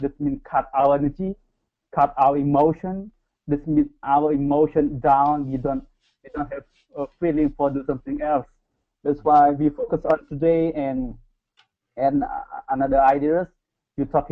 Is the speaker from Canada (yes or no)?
no; Cambodia; English is a second language; moved away as an adult; now in South Korea; I'm from Cambodia, but I live in Korea right now